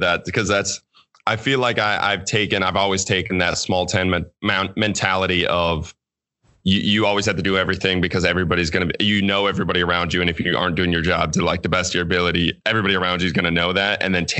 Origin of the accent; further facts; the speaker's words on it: Gilman, Minnesota, United States; moved away as an adult; also born or lived in St. Paul, Minnesota; my hometown is Gilman, Minnesota, which is 260 people total.